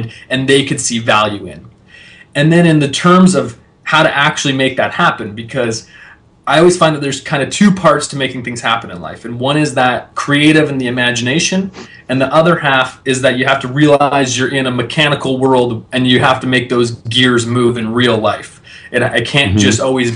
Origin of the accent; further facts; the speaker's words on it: Canada; I'm a kid from Canada